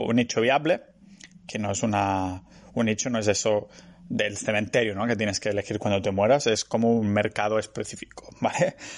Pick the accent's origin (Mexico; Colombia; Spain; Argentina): Spain; Catalonia; soy catalán